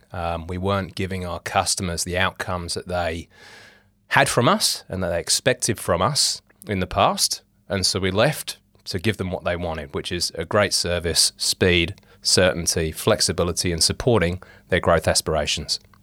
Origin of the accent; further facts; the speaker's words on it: England, United Kingdom; moved away as an adult; now in Australia; I'm English. I'm a Pom.